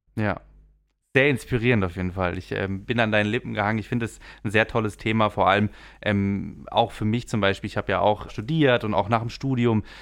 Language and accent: German; the region around Europa-Park, Baden-Württemberg, Germany; ich war natürlich oft auch als Kind hier, ich komme auch aus der Region